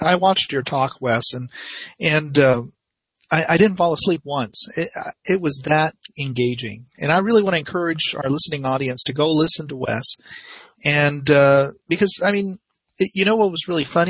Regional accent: United States; as an American, as Americans

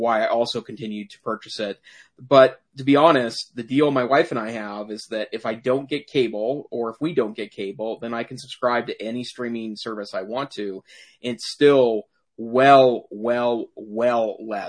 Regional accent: Great Falls, Montana, United States; where I grew up in Great Falls, Montana

